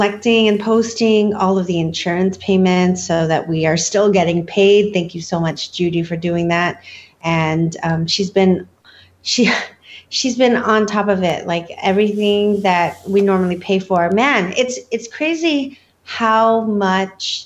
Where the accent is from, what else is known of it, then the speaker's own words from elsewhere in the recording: California, United States; also born or lived in Ohio, United States / Philippines; I moved to California when I was 4